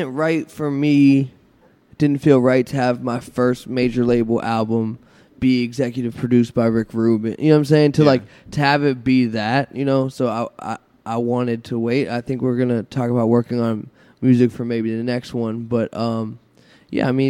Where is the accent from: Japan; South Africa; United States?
United States; Pittsburgh, Pennsylvania; also born or lived in Los Angeles; now in Brooklyn, United States; I'm from Pittsburgh.